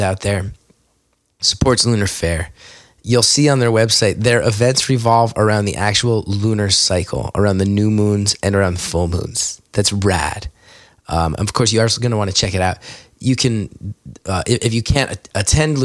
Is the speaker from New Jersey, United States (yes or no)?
yes; West Orange, New Jersey, United States; I'm from West Orange